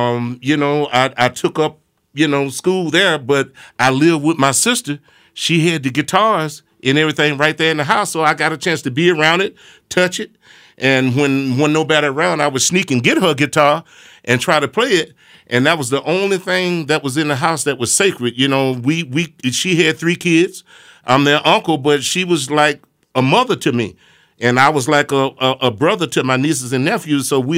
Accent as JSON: {"language": "English", "town": "Smackover", "region": "Arkansas", "country": "United States", "tie": "born or raised there", "moved": "yes", "said": "I was just a young boy raised up in a very rural country town called Smackover, Arkansas."}